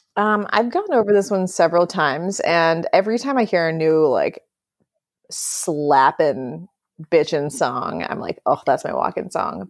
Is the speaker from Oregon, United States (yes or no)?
no; Wisconsin, United States; also born or lived in New Orleans; now in New York, United States; I lived in New Orleans before this, And I grew up in Wisconsin before that.